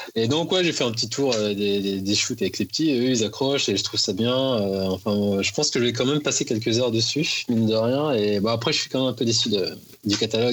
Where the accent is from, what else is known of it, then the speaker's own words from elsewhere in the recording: Paris, Île-de-France, France; je suis parisien de base